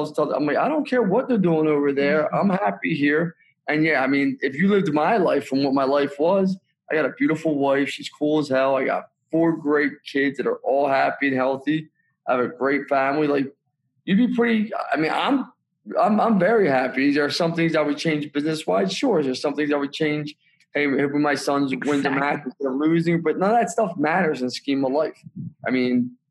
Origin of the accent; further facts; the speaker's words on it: Philadelphia, Pennsylvania, United States; also born or lived in Hershey, Pennsylvania / Council Rock, Pennsylvania; I come from Northeast Philly, Bucks County